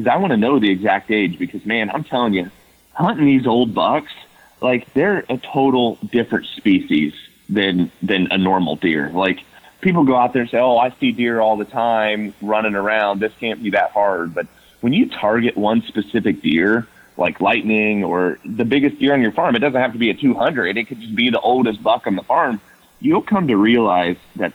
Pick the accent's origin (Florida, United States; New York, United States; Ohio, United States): Ohio, United States; my home state in Ohio